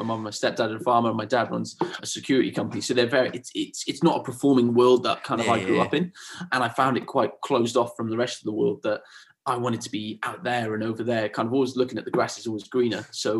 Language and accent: English; Swansea, Wales, United Kingdom; also born or lived in Spain; so I'm from a bit of everywhere, really. I grew up in South Wales, in Swansea. Okay. So when I was about 9 years old, my family moved to Spain.